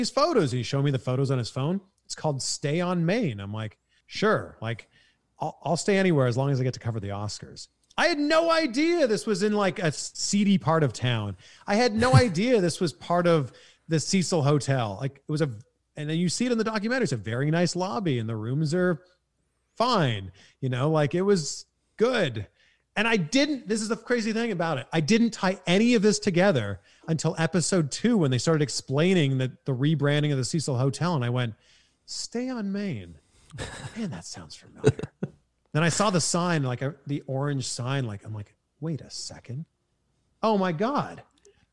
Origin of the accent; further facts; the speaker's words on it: Canada; accent: Canadian; now in California, United States; So I'm happy being a Canadian that lives in California.